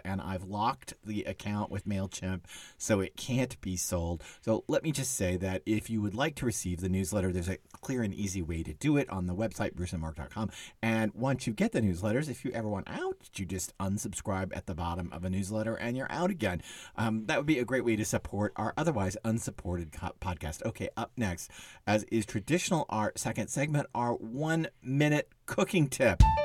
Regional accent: Texas, United States; it's not anything I grew up with in Texas

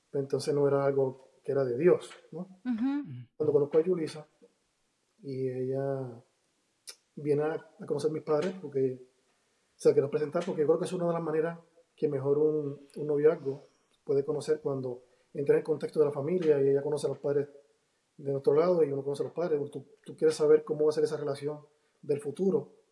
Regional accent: Río Piedras, Puerto Rico; Bueno, yo, vengo más de un contexto diferente, porque nací en Puerto Rico, hijo de pastor. Me crié en un sector que es un poquito peligroso, en Río Piedra, Puerto Rico.

